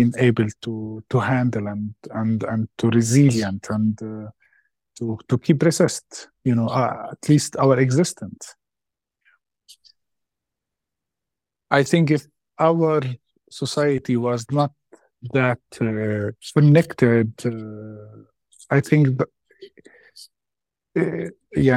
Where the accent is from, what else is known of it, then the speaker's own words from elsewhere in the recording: Palestine; growing up in a society like a refugee camp. I will say there's a very confusing feeling about this place, because it's where I grown up, it's where I raised, but it's not my home.